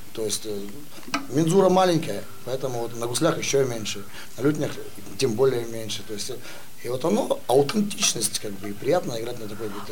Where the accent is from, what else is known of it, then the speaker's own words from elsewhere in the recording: Russian Far East, Russia; я родился и вырос на Дальнем Востоке